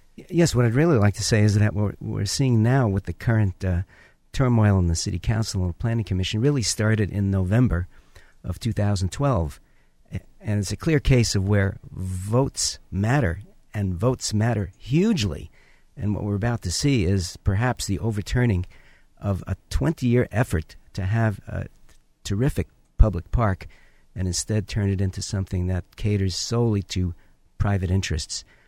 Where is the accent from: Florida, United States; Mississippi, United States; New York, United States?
New York, United States; New York City; now in Orange County, United States; where I grew up in the Bronx